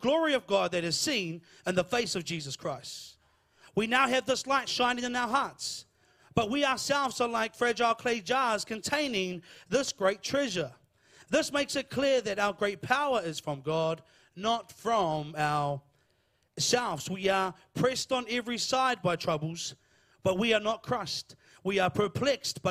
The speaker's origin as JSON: {"language": "English", "town": "Lower Hutt", "region": "Wellington", "country": "New Zealand", "said": "I'm from Lower Hutt"}